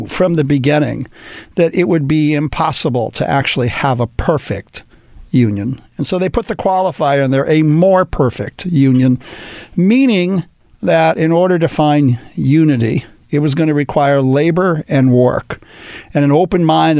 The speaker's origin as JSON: {"language": "English", "town": "Los Angeles", "region": "California", "country": "United States", "tie": "born or raised there", "said": "my hometown, born and raised here in Los Angeles"}